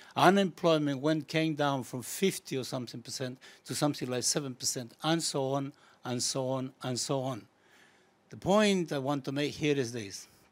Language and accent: English; Chile; now in United Kingdom; I come from Chile originally